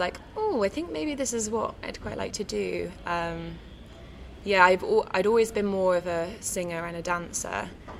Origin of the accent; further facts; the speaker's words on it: Coventry, West Midlands, United Kingdom; I grew up in Coventry